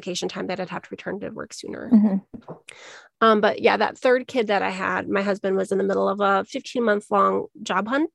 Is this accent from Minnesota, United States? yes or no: yes; Minnesota, United States; now in Arizona, United States; I'm originally from Minnesota